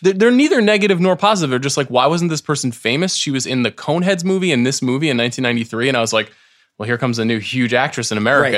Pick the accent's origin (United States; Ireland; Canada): United States; New York; I'm from New York